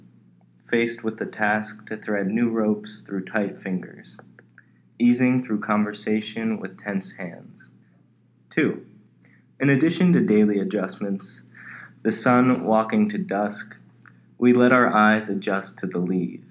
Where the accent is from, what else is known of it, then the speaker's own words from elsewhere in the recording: Baltimore, Maryland, United States; moved away as an adult; also born or lived in Michigan; now in Phoenix, United States; originally from Baltimore, Maryland.